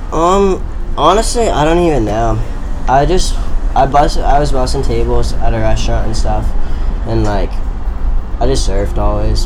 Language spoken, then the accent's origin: English; Flagler Beach, Florida, United States; I'm from Flagler Beach, Florida. It's like North Florida